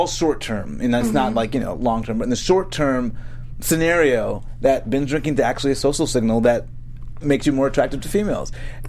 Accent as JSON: {"language": "English", "town": "Boston", "region": "Massachusetts", "country": "United States", "said": "I'm from Boston."}